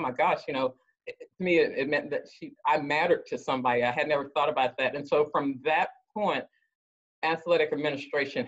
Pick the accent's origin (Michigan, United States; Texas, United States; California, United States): Texas, United States; Dallas; I'm from Dallas, Texas